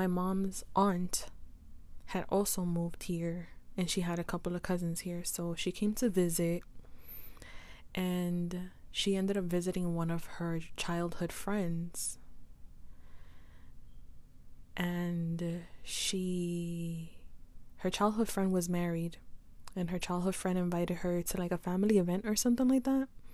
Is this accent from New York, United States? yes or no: yes; New York City, New York, United States; I say Queens, New York, I say my mom is Guatemalan and my dad is Puerto Rican